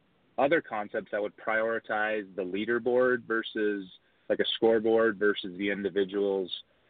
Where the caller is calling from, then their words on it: Charlotte, North Carolina, United States; I'm calling from beautiful Charlotte, North Carolina.